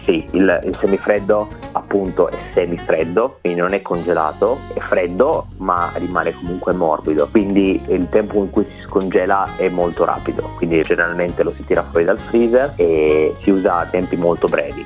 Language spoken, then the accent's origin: Italian; Italy; now in Melbourne, Australia; noi in Italia, o perlomeno da dove vengo io